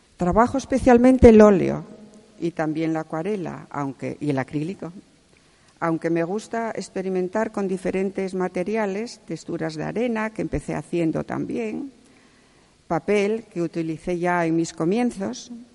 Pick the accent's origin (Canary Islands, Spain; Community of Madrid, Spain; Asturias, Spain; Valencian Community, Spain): Asturias, Spain; Salas; also born or lived in Gijón; nací en Salas, en un pueblecito llamado Godán